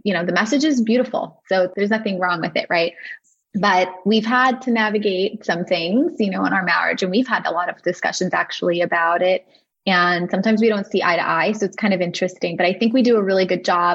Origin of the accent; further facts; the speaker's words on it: New York, United States; moved away as an adult; now in New Jersey, United States; I grew up in New York